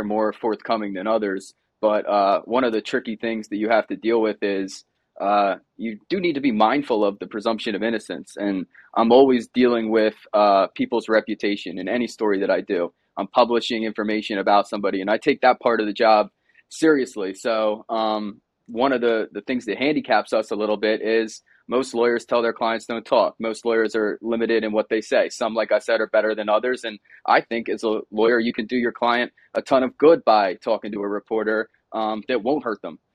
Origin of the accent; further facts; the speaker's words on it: Delaware County, Pennsylvania, United States; also born or lived in Arizona; I'm from Delaware County, Pennsylvania originally. Grew up about twenty minutes outside Philadelphia.